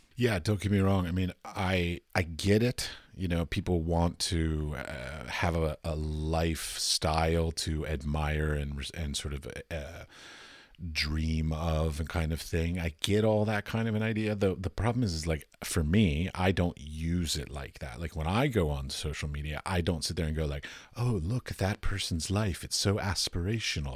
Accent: Washington, District of Columbia, United States; I'm from Washington, D C

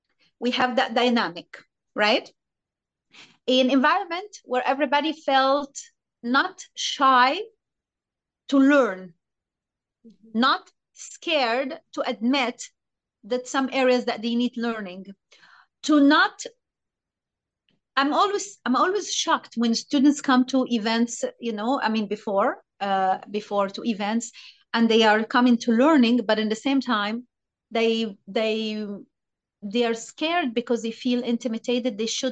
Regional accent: Egypt; English is a second language; the point of that Egyptian we learn completely differently than foreigner students or artists, right? We learn different.

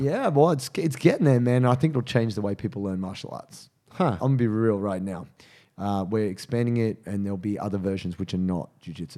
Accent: Penrith, New South Wales, Australia; also born or lived in Dubbo; Where I'm from

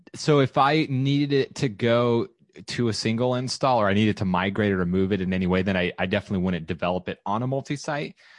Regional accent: Southern California, United States; now in Austin, United States; I am relocating back to Southern California, where I'm from.

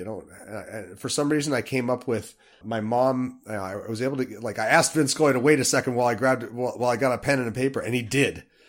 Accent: Salt Lake City, Utah, United States; I grew up in Salt Lake City, far away from a major league ballpark

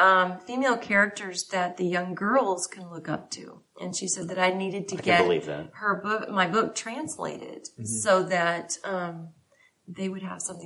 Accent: San Diego, California, United States; But that's my actual hometown.

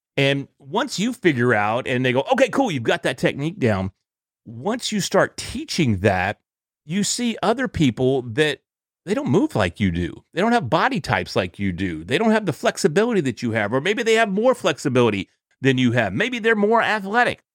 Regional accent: Sherman, Texas, United States; also born or lived in Dallas area, Texas; I'm from Sherman Dennison, which is at the far north end of Texas, right on the border of Texas and Oklahoma

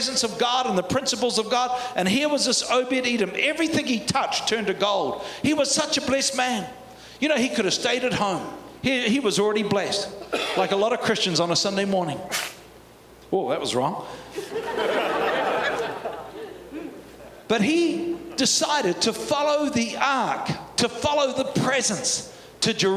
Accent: New Zealand; accent: Kiwi; my Kiwi accent

